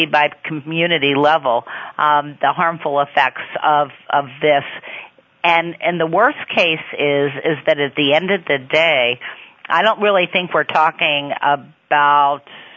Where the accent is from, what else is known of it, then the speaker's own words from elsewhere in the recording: Missouri, United States; in my home state of Missouri